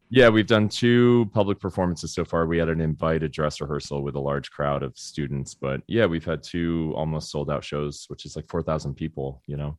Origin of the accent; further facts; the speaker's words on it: Florida, United States; I grew up in Florida